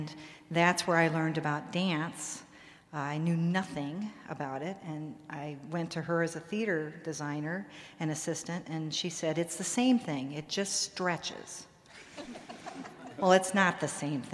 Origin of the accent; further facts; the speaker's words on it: Des Moines, Iowa, United States; moved away as an adult; now in New York, United States; I grew up in Des Moines, Iowa